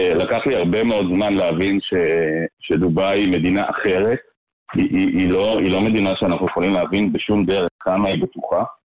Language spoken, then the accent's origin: Hebrew; Jerusalem, Jerusalem District, Israel; now in Ra'anana, Israel; אני אה, ישראלי אה, מלידה, תושב רעננה, גדלתי בירושלים דווקא